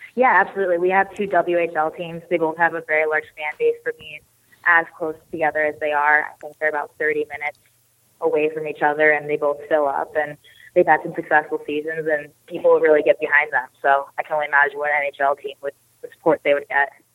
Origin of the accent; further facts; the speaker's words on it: Snohomish, Washington, United States; grew up and first started playing hockey in Snohomish, Washington, um, a little north of Seattle in the Pacific Northwest there